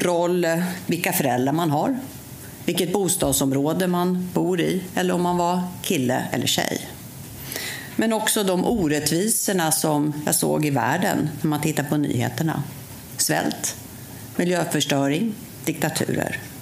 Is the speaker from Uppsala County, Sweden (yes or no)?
yes; Uppsala, Uppsala County, Sweden; jag mötte hemma i Uppsala